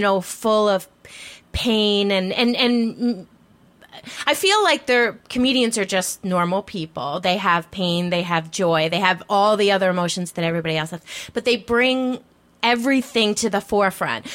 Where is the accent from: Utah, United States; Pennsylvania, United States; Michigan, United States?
Pennsylvania, United States; Philadelphia; I'm from Philadelphia